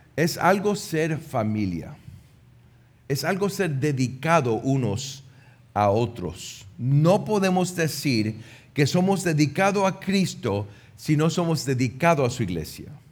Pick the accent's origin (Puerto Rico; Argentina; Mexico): Puerto Rico; moved away; also born or lived in United States; Yo, como un puertorriqueño en los Estados Unidos